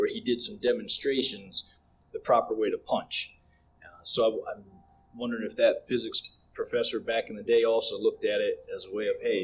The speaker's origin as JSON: {"language": "English", "region": "Pennsylvania", "country": "United States", "tie": "born or raised there", "said": "when I was a kid growing up in Pennsylvania"}